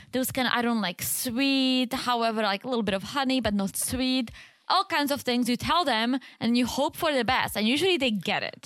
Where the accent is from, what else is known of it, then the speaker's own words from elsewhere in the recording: American South, United States; accent: Southern; my Southern accent